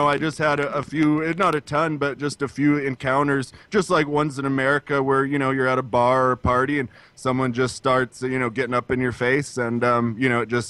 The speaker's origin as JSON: {"language": "English", "town": "Spokane", "region": "Washington", "country": "United States", "said": "Spokane, Washington."}